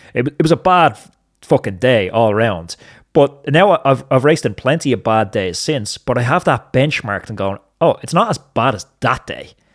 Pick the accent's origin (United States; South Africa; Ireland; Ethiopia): Ireland